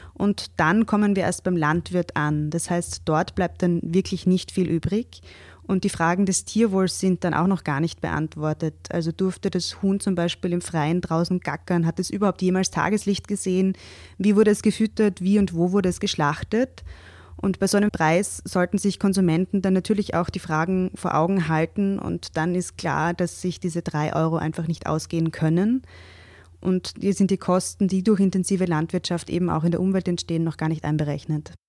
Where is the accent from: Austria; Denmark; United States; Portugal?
Austria; bei uns